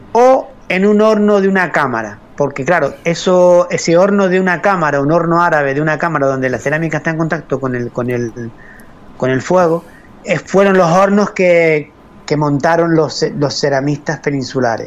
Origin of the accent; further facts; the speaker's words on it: Arrecife, Canary Islands, Spain; also born or lived in Arrieta, Haría, Lanzarote; nací en Arrecife, aunque mi familia mm, venía del norte del, pueblo, eh, venía de Aría, de Aría y de Mague